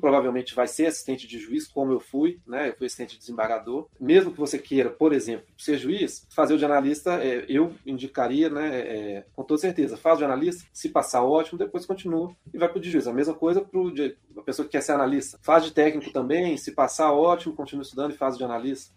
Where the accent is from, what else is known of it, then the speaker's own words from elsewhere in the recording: Belo Horizonte, Minas Gerais, Brazil; eu sou de Minas, sou de BH